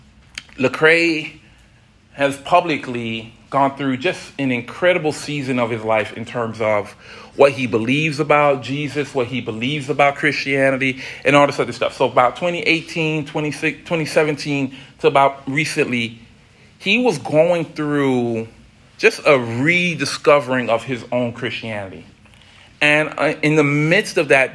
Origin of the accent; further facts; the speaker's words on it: South Florida, United States; Growing up in South Florida